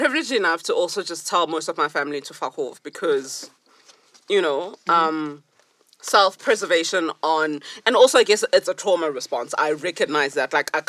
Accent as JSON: {"language": "English", "region": "Limpopo", "country": "South Africa", "moved": "yes", "lives_now": "Johannesburg, South Africa", "said": "my home is in Limpopo. I'm from Zanin."}